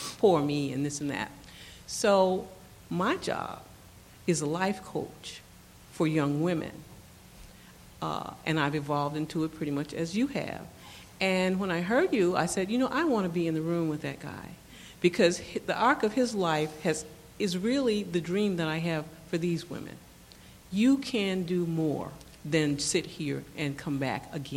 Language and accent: English; Detroit, Michigan, United States; I'm from Detroit, Michigan